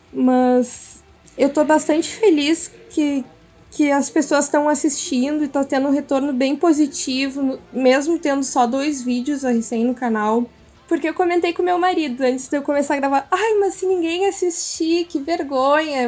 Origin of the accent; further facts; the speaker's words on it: Porto Alegre, Rio Grande do Sul, Brazil; moved away as an adult; now in interior of Rio Grande do Sul, Brazil; sou de, nascida e criada em Porto Alegre